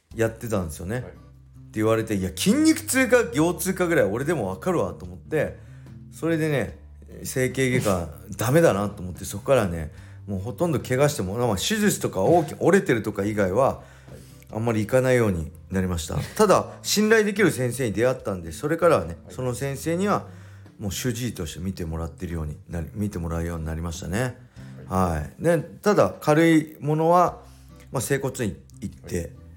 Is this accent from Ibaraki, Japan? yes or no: yes; Edosaki, Ibaraki, Japan; 地元の江戸崎体育館